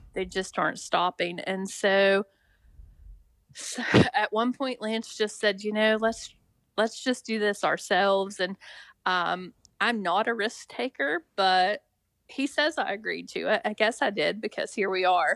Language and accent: English; Richwood, West Virginia, United States; moved away as an adult; I grew up in Richwood